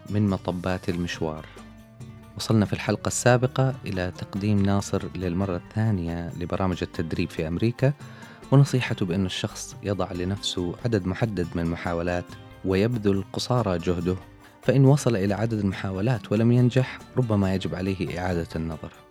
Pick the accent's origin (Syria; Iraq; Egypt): Syria; اجراءات اداريه وانا سوري